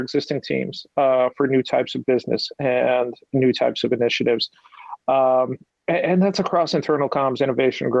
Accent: Pennsylvania, United States; I'm from Pennsylvania

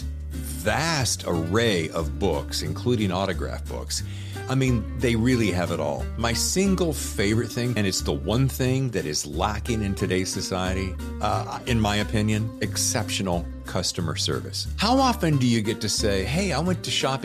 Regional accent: the South, United States; moved away; I'm from the South originally

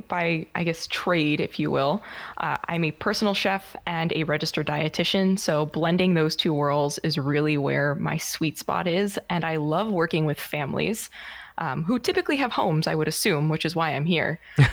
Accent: United States; now in Germany; I'm American. I just happen to live in Germany.

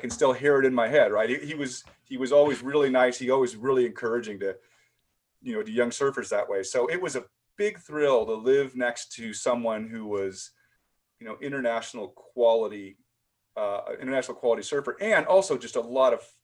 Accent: Los Angeles, California, United States; also born or lived in Manhattan Beach, California; I moved from Venice to Manhattan Beach when I was 14

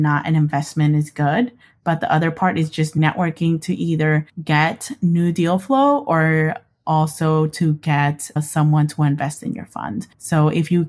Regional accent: Idaho, United States; moved away as an adult; also born or lived in New York City; I, as well as my siblings, are born and raised in Idaho.

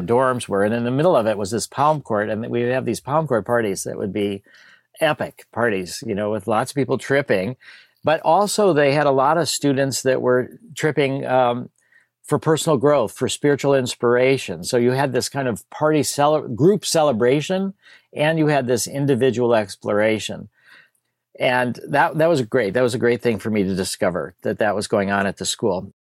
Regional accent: Skokie, Illinois, United States; also born or lived in Chicago; I grew up in Chicago, and then when I was about three or so, we moved to a place called Skokie

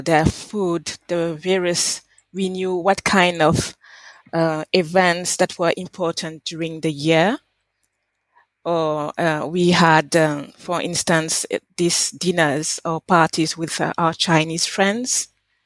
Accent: Bouaké, Vallée du Bandama, Côte d’Ivoire; first language French; English is a second language; moved away; also born or lived in Dakar, Senegal; I was born in Dakar. That's the capital city of Senegal, but I grew up in Boaké, a city in the center of Côte d'Ivoire

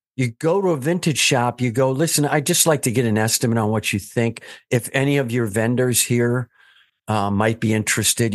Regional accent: Wisconsin, United States; I'm from Wisconsin, so we're nice

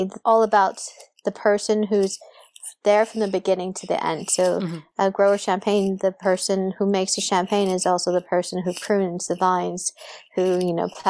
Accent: Saudi Arabia; I always tell people this little story about, I grew up in Saudi Arabia where alcohol is illegal.

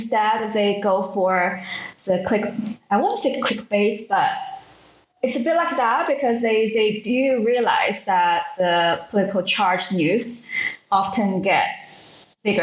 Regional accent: Suzhou, Jiangsu, China; moved away as an adult; also born or lived in United Kingdom / United States / Shanghai; I'm a China native. I'm a millennial, born and bred in Suzhou, which is part of Jiangsu province, very close to Shanghai

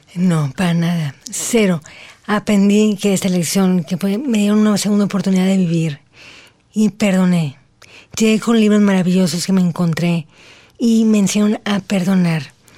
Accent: Mexico; soy la primera mexicana

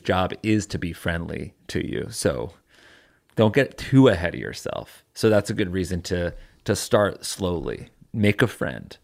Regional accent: Connecticut, United States; there's, like, a Walmart in my hometown

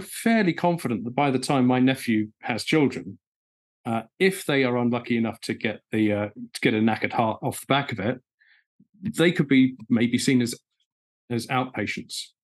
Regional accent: Essex, East of England, United Kingdom; I'm from Essex.

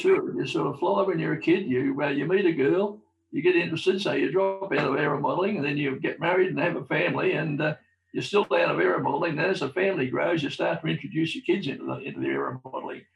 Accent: Melbourne, Victoria, Australia; I was born in South Melbourne, uh, not, not, not too far away from Albert Park

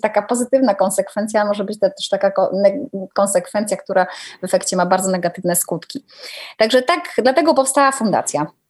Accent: Gdynia, Pomeranian Voivodeship, Poland; also born or lived in Częstochowa / Słupsk; now in Warsaw, Poland; Obecnie mieszkam w Warszawie, ale wiesz, jestem gdynianką

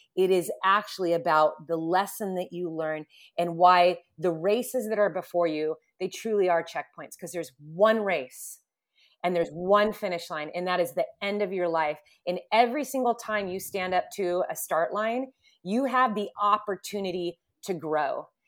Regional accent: Southern California, United States; also born or lived in Huntington Beach; Growing up in Southern California

